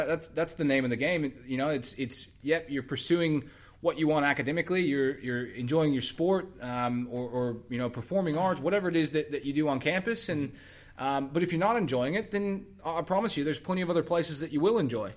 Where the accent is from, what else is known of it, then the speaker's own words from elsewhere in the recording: Texas, United States; moved away; I, I'm from Texas originally